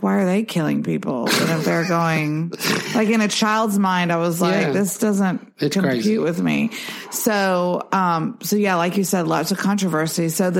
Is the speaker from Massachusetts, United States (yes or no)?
no; Pensacola, Florida, United States; growing up, even in my hometown of Pensacola, Florida